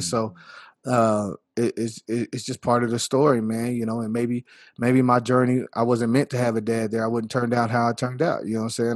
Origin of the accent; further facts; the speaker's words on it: Earth, Texas, United States; also born or lived in Littlefield, Texas; I was born in Littlefield, Texas, where the hospital was, same county or whatever, but, you know, I was raised in earth, Texas, all my life